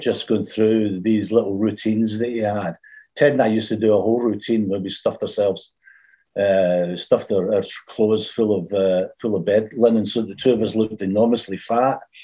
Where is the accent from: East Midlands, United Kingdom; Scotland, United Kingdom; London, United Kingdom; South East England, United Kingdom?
Scotland, United Kingdom; Glasgow; also born or lived in England; now in Glasgow, United Kingdom; when I moved back from England to Scotland, back to Glasgow.